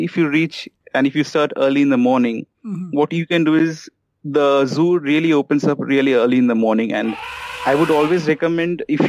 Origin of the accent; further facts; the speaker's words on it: Kolkata, West Bengal, India; I'm from Calcutta